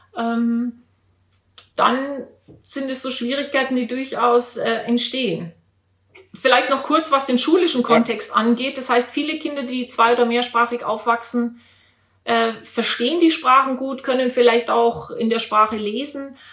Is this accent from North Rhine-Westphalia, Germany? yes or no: no; Regensburg, Bavaria, Germany; Ich bin ja in Bayern groß geworden, auch wenn man das jetzt nicht hört.